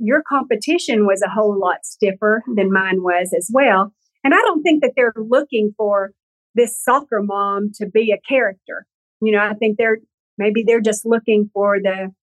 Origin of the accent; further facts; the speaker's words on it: the South, United States; I'm from the South